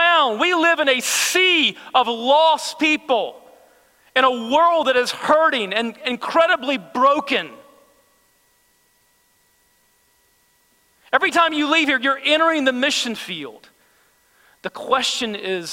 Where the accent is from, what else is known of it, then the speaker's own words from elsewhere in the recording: United States; as American believers